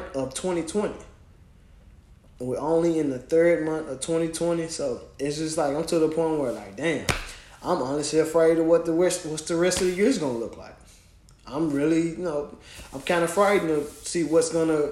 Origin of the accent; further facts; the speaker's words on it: Memphis, Tennessee, United States; now in Knoxville, United States; my hometown of Memphis